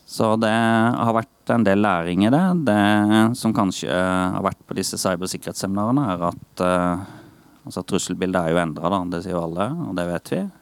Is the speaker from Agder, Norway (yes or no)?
yes; Eydehavn, Agder, Norway; also born or lived in Birkeland; Jeg kommer opprinnelig fra Eidehavn, da. Det er en mil herfra